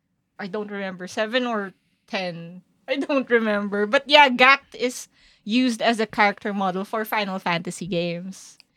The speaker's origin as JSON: {"language": "English", "country": "Philippines", "said": "I'm a Filipino"}